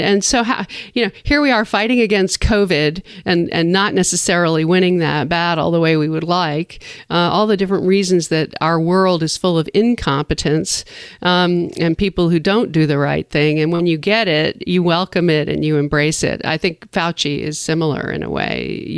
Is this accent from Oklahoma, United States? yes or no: no; New York City, New York, United States; Of all the years I grew up in New York, I always looked forward